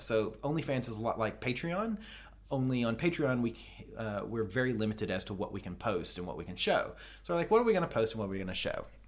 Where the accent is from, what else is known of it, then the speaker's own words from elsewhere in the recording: the South, United States; I'm from the South, and in the South, we have thangs, not things.